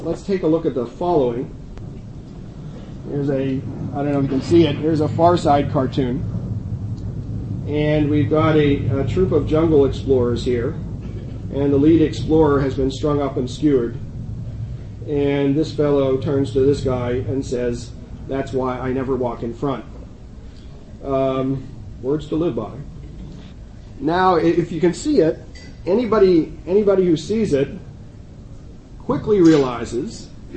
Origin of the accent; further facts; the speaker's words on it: Allentown, Pennsylvania, United States; It's my hometown.